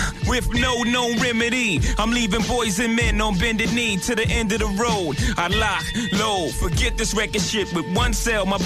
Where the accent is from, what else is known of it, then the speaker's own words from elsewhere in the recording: New York City, New York, United States; I'm originally from Brooklyn, you know.